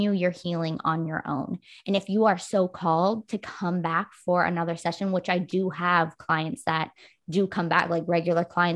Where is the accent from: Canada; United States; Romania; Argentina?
Canada; I'm Canadian